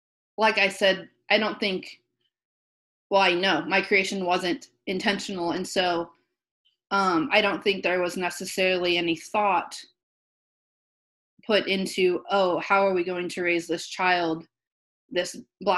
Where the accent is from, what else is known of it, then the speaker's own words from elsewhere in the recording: Southern Illinois, United States; I grew up in Southern Illinois in a pretty conservative area